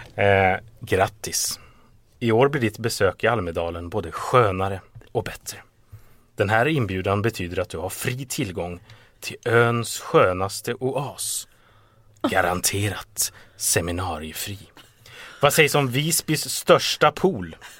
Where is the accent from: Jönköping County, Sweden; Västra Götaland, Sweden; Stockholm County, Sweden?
Stockholm County, Sweden; Stockholm; som stockholmare